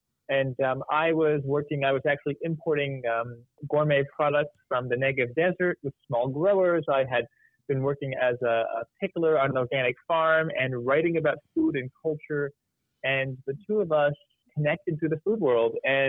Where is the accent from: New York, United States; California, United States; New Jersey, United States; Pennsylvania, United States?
New York, United States; New York area, United States; the two of us grew up with this culture. We grew up in the New York area. We grew up going to the Jewish delis